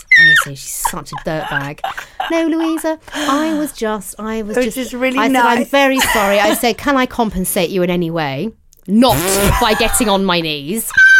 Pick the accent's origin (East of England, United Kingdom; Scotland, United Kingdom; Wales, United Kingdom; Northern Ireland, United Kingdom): East of England, United Kingdom; Cheshunt; We're from Chesant.